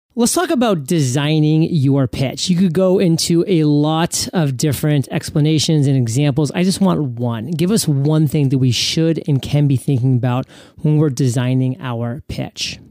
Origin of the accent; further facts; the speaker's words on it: New England, United States; moved away as an adult; now in Puerto Rico; growing up in New England